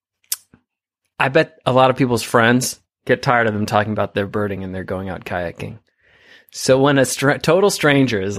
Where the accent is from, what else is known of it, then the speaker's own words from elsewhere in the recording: Sonoma wine country, North Bay, California, United States; It's a Sonoma wine country. Yeah. It's part of our culture. It's in our blood